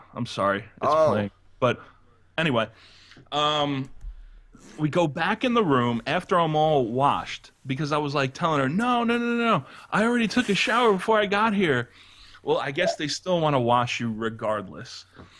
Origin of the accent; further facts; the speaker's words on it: United States; Well, since I'm American, so my eyes are going to get really, really gigantic.